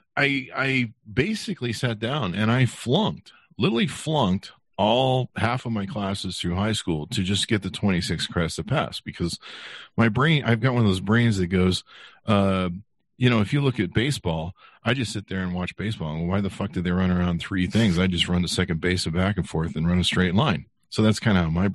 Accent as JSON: {"language": "English", "region": "Utah", "country": "United States", "tie": "born or raised there", "also_born_or_lived": "California", "said": "my parents moved us to Utah"}